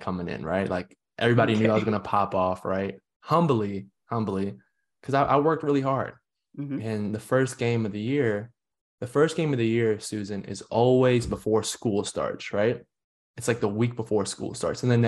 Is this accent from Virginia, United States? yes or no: yes; Northern Virginia, United States; moved away as an adult; I grew up in Northern Virginia